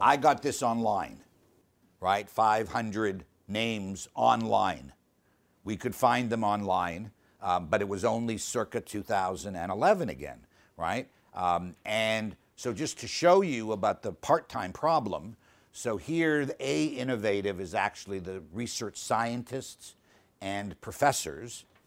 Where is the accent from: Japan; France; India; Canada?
Canada; I'm Canadian.